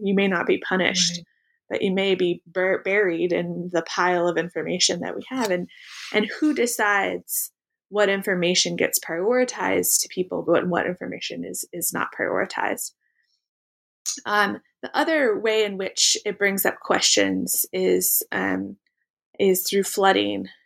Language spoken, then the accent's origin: English; Pacific Northwest, United States; I grew up in the Pacific Northwest